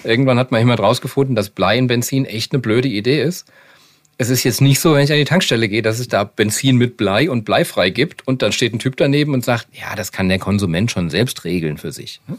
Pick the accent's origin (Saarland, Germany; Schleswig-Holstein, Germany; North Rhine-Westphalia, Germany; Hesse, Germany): Hesse, Germany; Frankfurt am Main; als Frankfurter Mainstream Skater